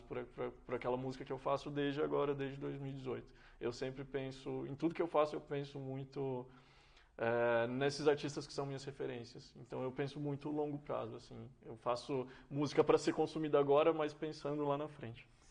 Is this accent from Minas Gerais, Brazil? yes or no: yes; Serra da Saudade, Minas Gerais, Brazil; moved away as an adult; also born or lived in São Paulo; A, a minha personalidade está muito conectada com o, o que é nascer, crescer e viver no interior. Ah, especialmente no, no, interior de Minas e especialmente aquela região de onde eu sou, né? Que é o Triângulo Mineiro, o Alto Paranaíba